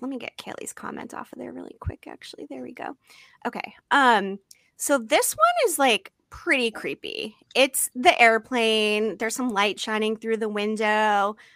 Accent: Massachusetts, United States; now in San Diego, United States; I grew up in Massachusetts

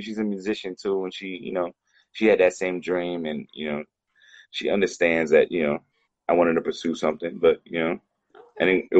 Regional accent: Tampa, Florida, United States; moved away as an adult; now in Bangkok, Thailand; I'm originally from Tampa, Florida. I grew up mostly in Tampa, Florida, and I moved to Bangkok, Thailand about 15 years ago

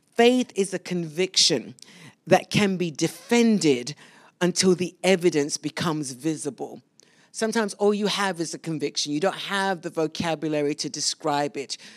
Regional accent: London, United Kingdom; moved away as an adult; now in United States; You hear the accent, those of you that are brand new, that I was born in London

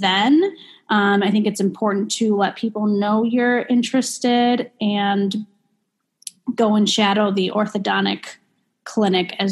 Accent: Chicago, Illinois, United States; also born or lived in Milwaukee; I'm from Chicago. I'm from the North Shore, northern suburbs

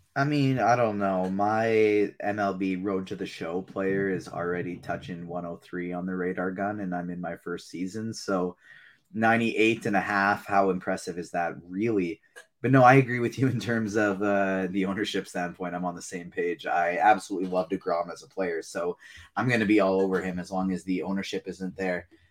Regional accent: Canada; I'm Canadian

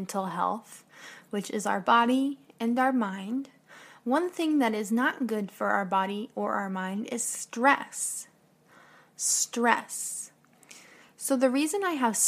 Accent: United States; I'm an American teacher

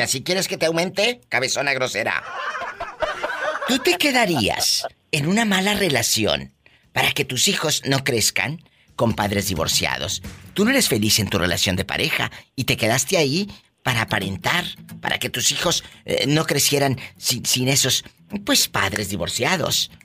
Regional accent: Matamoros, Tamaulipas, Mexico; de Matamoros, mi tierra

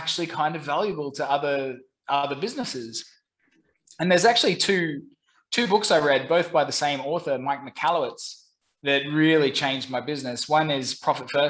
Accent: Brisbane, Queensland, Australia; moved away as an adult; also born or lived in London / Saigon, Vietnam; now in Ho Chi Minh City, Vietnam; I'm originally from Brisbane, Australia

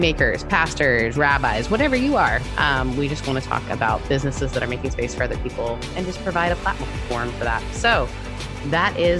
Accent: Canada; being Canadian

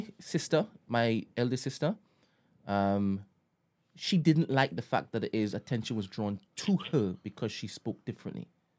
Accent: United Kingdom; Like I said, when I go to Trinidad, they know that I'm from Britain.

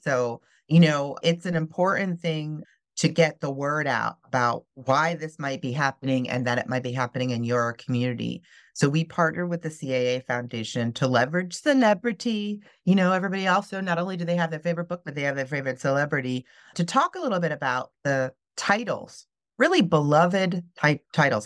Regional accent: Midwest, United States; moved away as an adult; also born or lived in North Carolina; I grew up in the Midwest

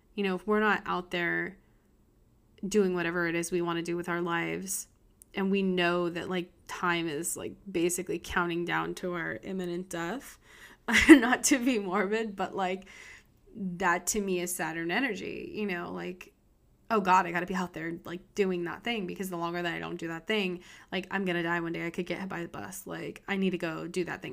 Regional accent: United States; I'm an American

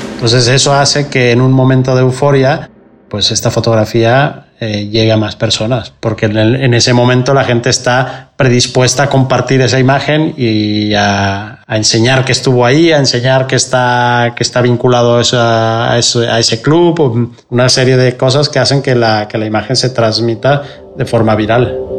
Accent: Mexico; moved away as an adult; now in Barcelona, Spain; soy fotógrafo mexicano. Llevo más de 20 años afincado en Barcelona

